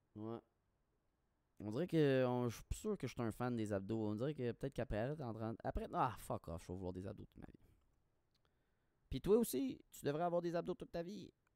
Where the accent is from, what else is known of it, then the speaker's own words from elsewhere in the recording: Quebec, Canada; moved away; je suis parti du Québec